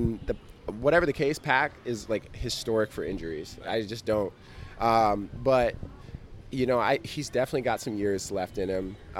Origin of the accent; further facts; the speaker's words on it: South Dakota, United States; now in New York City, United States; I grew up in South Dakota